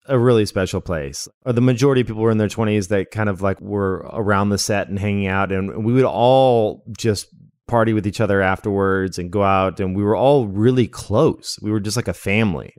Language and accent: English; Las Vegas, Nevada, United States; moved away as an adult; also born or lived in Redding, California / Salem, Oregon; now in Portland, United States; I was born in Redding, California, but I don't remember it. And then I remember living in Oregon for a bit, which is where I am now in Portland. But we were living in a, a little town called Salem. And then when I was in second grade, we moved out to Las Vegas